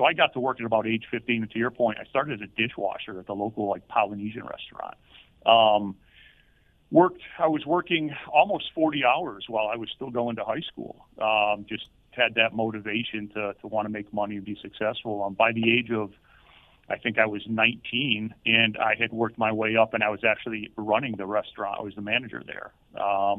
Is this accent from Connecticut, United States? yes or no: yes; East Hartford, Connecticut, United States; I grew up in East Hartford